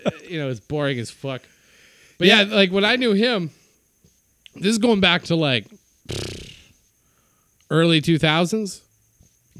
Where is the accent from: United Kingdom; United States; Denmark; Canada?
Canada; Winnipeg, Manitoba; Winnipeg, my hometown